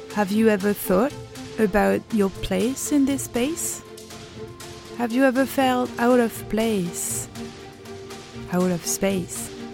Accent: France; I'm zooming actually from France, where I'm from

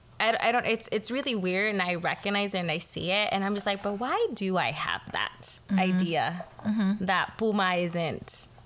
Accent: the Valley, Texas, United States; I grew up in the Valley, and it's predominantly Hispanic. Everyone, mm-hmm. mostly everyone speaks Spanish.

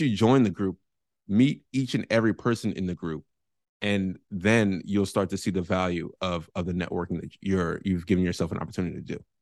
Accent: San Francisco, California, United States; moved away as an adult; now in San Diego, United States; I am born and raised in San Francisco, California

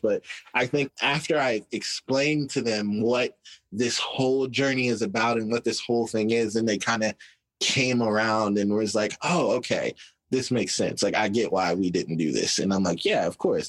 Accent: Arkansas, United States; we had these two giant billboards in my hometown

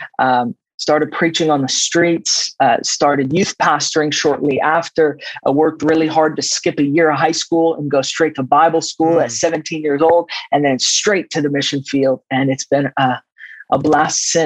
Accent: East Coast of the United States, United States; moved away as an adult; also born or lived in Middle East / Jordan; now in Redding, United States; When I was 7 years old, we had to smuggle out of the Middle East and where I grew up in the East Coast in the States.

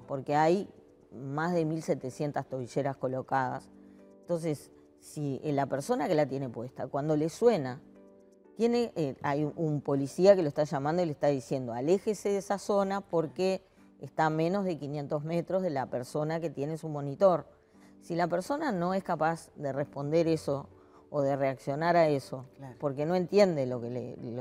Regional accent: Uruguay; Somos el país de América Latina que estamos en el número uno en indicadores de democracia, institucionalidad

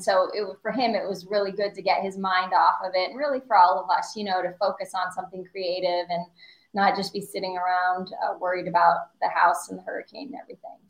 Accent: Southwest Florida, United States; also born or lived in Illinois / California; now in Fort Myers, United States; I'm originally from Illinois. My dad was a farmer. We were snowbirds to Florida, and finally moved down to Southwest Florida when I was 10 permanently.

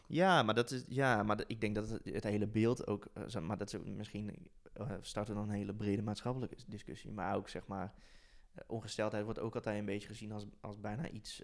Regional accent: Tilburg, North Brabant, Netherlands; moved away; ik kom uit Brabant, oorspronkelijk, uit Tilburg

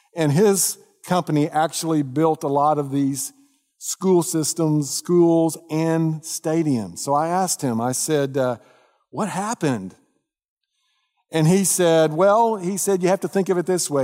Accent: Dallas, Texas, United States; I grew up in the North Dallas area

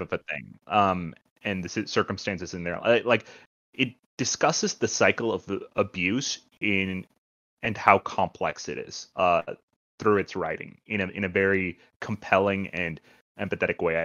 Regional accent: India; moved away; I'm Indian, uh, so my family, uh, most of my family lives in India.

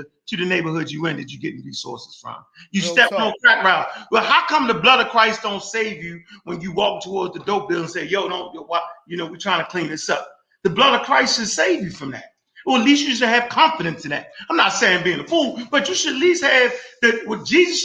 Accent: Baltimore, Maryland, United States; I was born in Baltimore, Maryland, right? I went to Browns Memorial on Belvedere.

